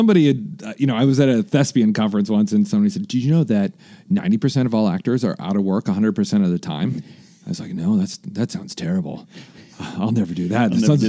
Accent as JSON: {"language": "English", "town": "Iowa City", "region": "Iowa", "country": "United States", "tie": "born or raised there", "also_born_or_lived": "Phoenix, Arizona", "moved": "as an adult", "lives_now": "Los Angeles, United States", "said": "I was born in and grew up in Iowa City, Iowa, which is the University of Iowa. That's its home base. So it's a college town. So it's not like any other part of Iowa, except for maybe Ames, Iowa, which is Iowa State"}